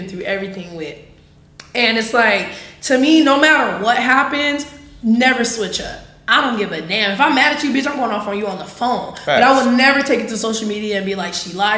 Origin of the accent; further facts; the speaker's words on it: the South, United States; I'm from the South